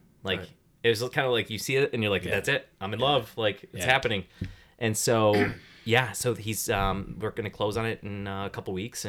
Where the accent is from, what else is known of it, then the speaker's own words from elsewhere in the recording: Detroit, Michigan, United States; Michigan, I'm born and raised in Detroit.